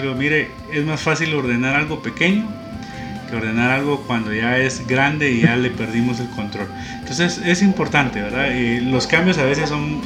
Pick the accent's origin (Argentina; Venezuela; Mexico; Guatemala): Guatemala; como guatemaltecos